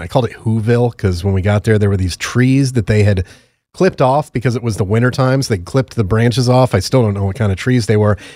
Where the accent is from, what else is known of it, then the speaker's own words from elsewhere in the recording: Connecticut, United States; growing up in Connecticut, my family are like University of Connecticut fans.